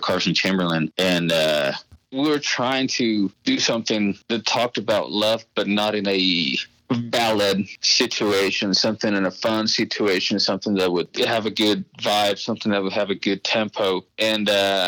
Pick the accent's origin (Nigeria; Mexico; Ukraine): Mexico; Chihuahua; moved away; to Chihuahua, to my hometown